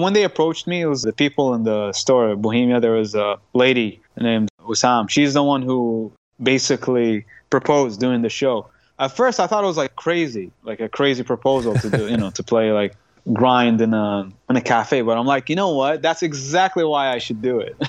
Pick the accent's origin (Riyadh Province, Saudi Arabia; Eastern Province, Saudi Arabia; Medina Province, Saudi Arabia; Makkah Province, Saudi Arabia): Eastern Province, Saudi Arabia; Qatif; also born or lived in Khobar; I'm actually from Qatif. That's my hometown.